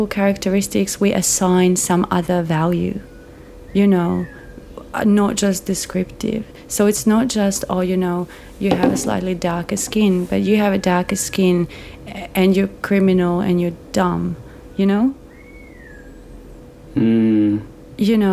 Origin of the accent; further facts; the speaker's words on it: Croatia; now in Melbourne, Australia; my hometown in Croatia